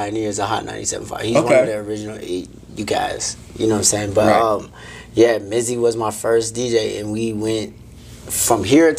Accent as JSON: {"language": "English", "area": "Bay Area", "region": "California", "country": "United States", "also_born_or_lived": "San Francisco, California / Fremont, California / Sacramento, California", "moved": "as an adult", "lives_now": "Las Vegas, United States", "said": "Nah, I'm from the Bay Area."}